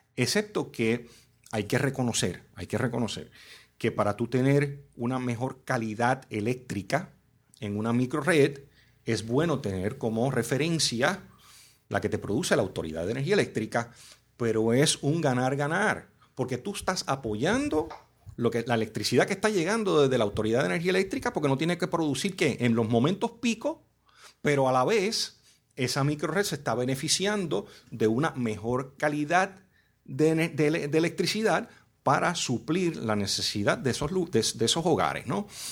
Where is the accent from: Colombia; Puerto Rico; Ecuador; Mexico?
Puerto Rico; Yo nací en Puerto Rico